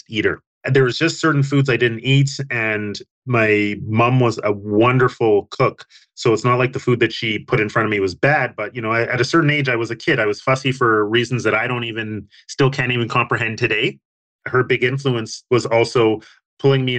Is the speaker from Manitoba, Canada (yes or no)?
yes; Winnipeg, Manitoba, Canada; growing up in Winnipeg as a young man